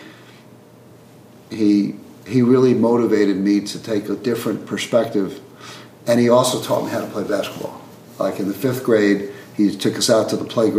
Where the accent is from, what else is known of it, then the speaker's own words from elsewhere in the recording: Queens / Long Island, New York, United States; in fourth grade, I moved from Queens, maybe 5 miles to Long Island, just right across the border